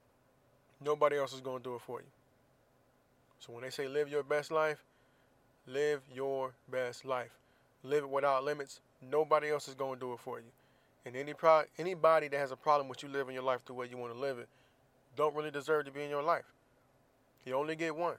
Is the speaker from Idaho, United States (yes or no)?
no; Florida, United States; moved away; in my home state of Florida